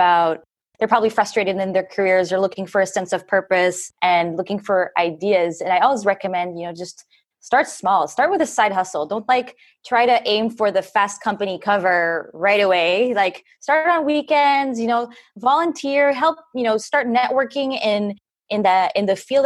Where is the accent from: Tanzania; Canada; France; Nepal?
France; also born or lived in Philippines; now in United States; I'm half Filipino and also from France